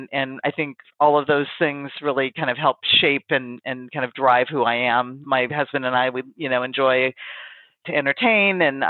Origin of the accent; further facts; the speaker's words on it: Pacific Northwest, United States; I've kind of born and raised in the Pacific Northwest, which is where I've spent all of my life.